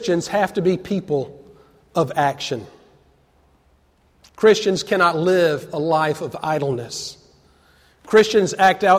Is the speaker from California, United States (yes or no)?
no; Atlanta, Georgia, United States; growing up in Atlanta as a Braves fan